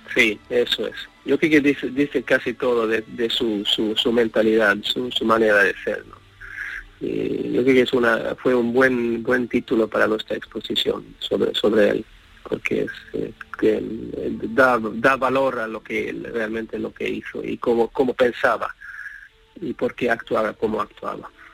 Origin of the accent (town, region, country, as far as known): Sweden; moved away as an adult; now in Madrid, Spain